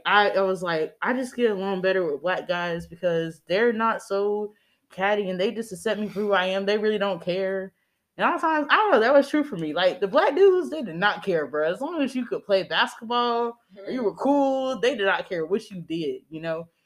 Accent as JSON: {"language": "English", "town": "Greenville", "region": "South Carolina", "country": "United States", "tie": "born or raised there", "also_born_or_lived": "Charlotte, North Carolina", "said": "I grew up in Greenville, South Carolina for the rest of my time."}